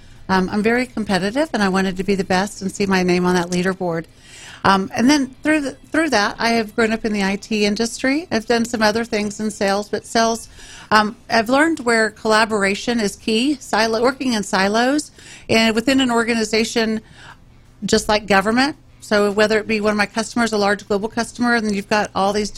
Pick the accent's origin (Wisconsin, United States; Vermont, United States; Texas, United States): Texas, United States; Round Rock; moved away as an adult; also born or lived in Montgomery County, Texas; now in Montgomery, United States; I didn't think I would love a place more than my home county of Williamson County. I grew up in Round Rock, Texas, when it was a little one-horse town. Yeah. And now it's thriving.